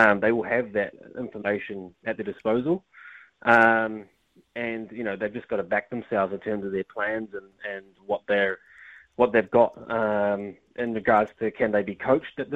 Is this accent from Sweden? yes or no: no; New Zealand; I was born in New Zealand. My father was born in New Zealand, but my family originated from India